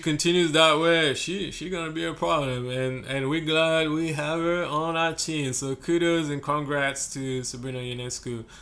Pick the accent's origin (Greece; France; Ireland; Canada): France; now in Brooklyn, United States; I'm from France